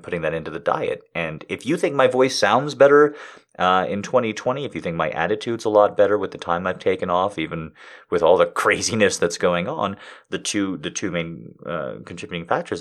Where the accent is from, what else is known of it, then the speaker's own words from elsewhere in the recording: United States; I'm an American.